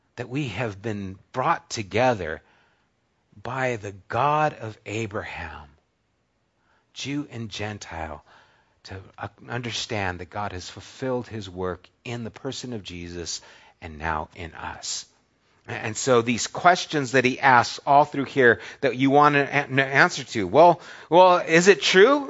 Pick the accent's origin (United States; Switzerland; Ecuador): United States; I'm American